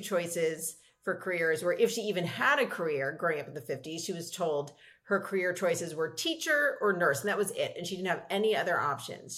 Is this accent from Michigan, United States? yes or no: no; Los Angeles, California, United States; I grew up in Los Angeles with a hugely supportive family.